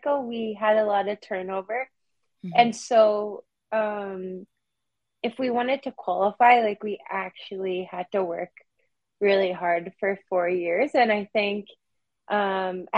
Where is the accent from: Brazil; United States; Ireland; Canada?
Canada; Prince Albert, Saskatchewan; now in Toronto, Canada; I'm originally from Prince Albert, Saskatchewan, so it's a small city kind of in the north. And so what's so funny is that when I was growing up, like going to the city meant going to Saskatoon